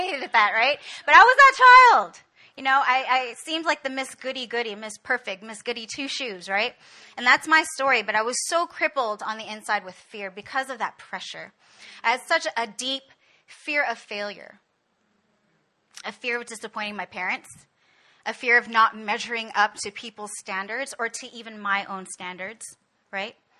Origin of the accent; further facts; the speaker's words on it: Canada; moved away as an adult; now in Korea; I was born and raised in Canada